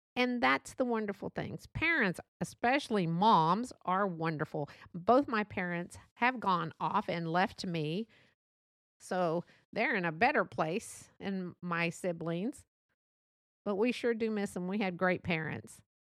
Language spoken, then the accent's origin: English; Texas, United States; accent: Texas; born and raised here in Texas